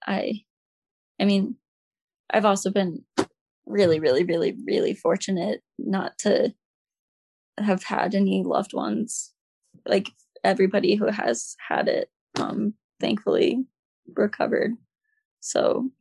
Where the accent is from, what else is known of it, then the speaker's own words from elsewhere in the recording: Omaha, Nebraska, United States; moved away as an adult; now in Boston, United States; I'm from Nebraska, grew up in Nebraska.